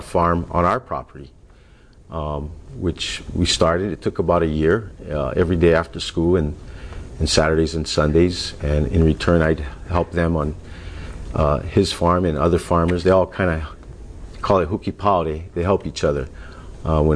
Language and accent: English; Kula, Hawaii, United States; also born or lived in Oahu; I grew up in Kula, Maui